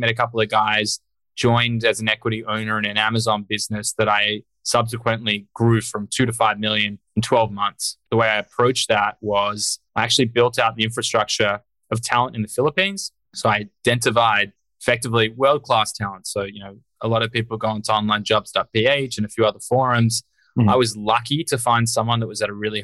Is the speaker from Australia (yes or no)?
yes; Australia; moved away as an adult; now in United States; I'm Australian originally. I grew up over there.